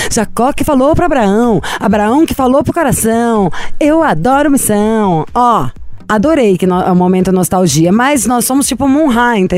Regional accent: Balneário Camboriú, Santa Catarina, Brazil; sou de Balneário Camboriú, Santa Catarina.

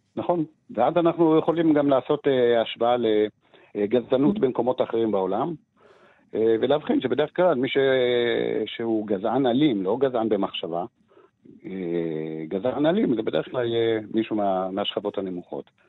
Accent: Jerusalem, Jerusalem District, Israel; אבישי ואני גדלנו באותו, באותו מיליה, שזה מיליה של הציונות הדתית אה, בירושלים

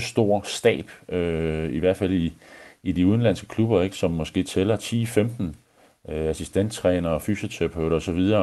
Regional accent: Denmark

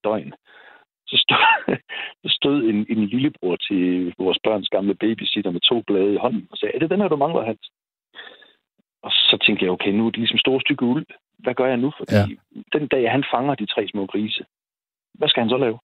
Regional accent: Aalborg, North Denmark Region, Denmark; i Aalborg, hvor jeg kommer fra

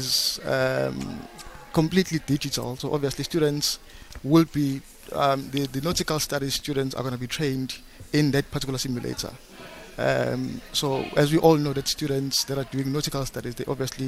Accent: Durban, KwaZulu-Natal, South Africa; I was born and bred in Claremont in Durban.

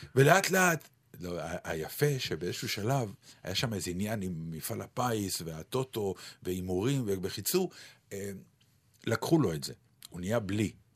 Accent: Ramat Gan, Tel Aviv District, Israel; ספר יבנה, שהוא היה באזור רמת יצחק ברמת גן

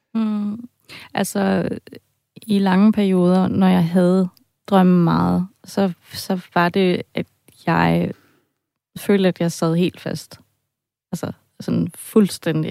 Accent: Germany; also born or lived in Denmark; now in Copenhagen, Denmark; Jeg har en baggrund som tysker. Altså, jeg vil sige, jeg er halvt tysk, halvt dansk. Ja. Det kan man godt høre en gang med på min accent.

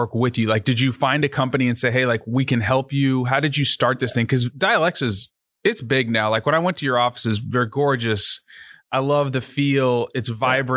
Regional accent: Richardson, Texas, United States; now in Houston, United States; I grew up in the Richardson area with the telecom corridor

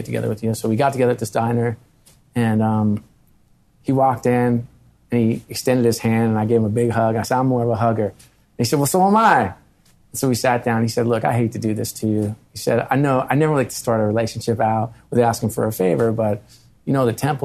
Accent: Philadelphia, Pennsylvania, United States

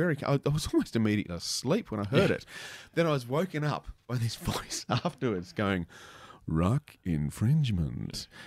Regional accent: Canberra, Australian Capital Territory, Australia; what I remember growing up in Canberra, the mullet was a big deal

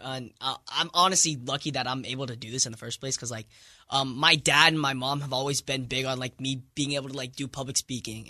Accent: India; moved away; I'm from India.

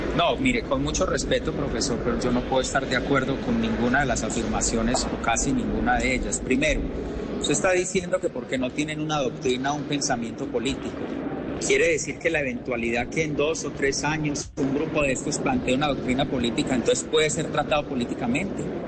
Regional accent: Antioquia, Colombia; mi tierra antioqueña

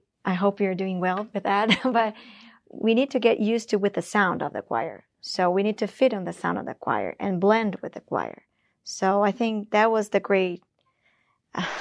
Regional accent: Philippines; from the Philippines

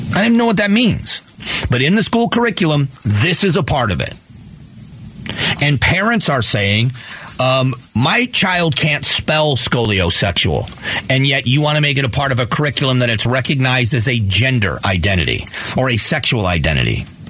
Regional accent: Fort Myers, Florida, United States; Cypress Lake High School in, in, in, Fort Myers, Florida

